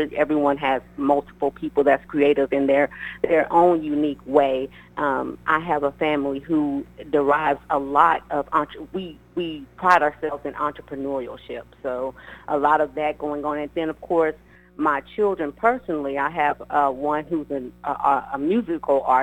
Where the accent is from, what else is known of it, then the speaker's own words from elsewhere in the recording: Los Angeles, California, United States; also born or lived in Abilene, Texas; now in Texas, United States; I am, of course, from Los Angeles, California. That's where I was born and raised